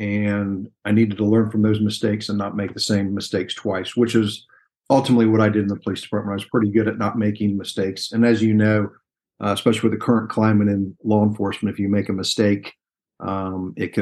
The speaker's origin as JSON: {"language": "English", "town": "Dayton", "region": "Ohio", "country": "United States", "tie": "born or raised there", "also_born_or_lived": "Fayetteville, North Carolina", "moved": "as an adult", "said": "Grew up in Dayton, Ohio"}